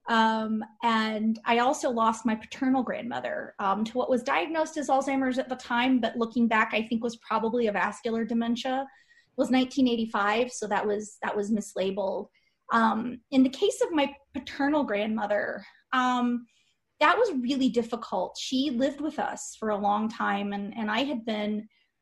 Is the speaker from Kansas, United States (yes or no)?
yes; Kansas, United States; moved away; my husband's from Wisconsin, and I'm from Kansas originally